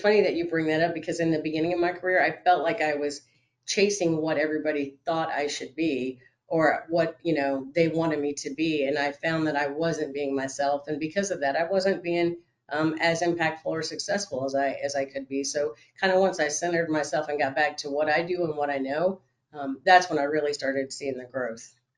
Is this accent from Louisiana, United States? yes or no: no; Florida, United States; moved away; I'm originally from Florida